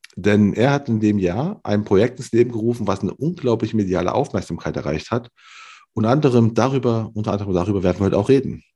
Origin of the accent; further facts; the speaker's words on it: Cologne, North Rhine-Westphalia, Germany; moved away; kenne ich nur als ehemaliger Kölner